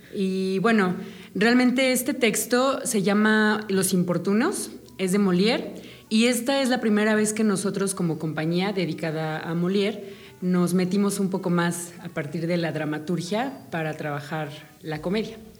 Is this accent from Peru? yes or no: no; Mexico; como mexicanos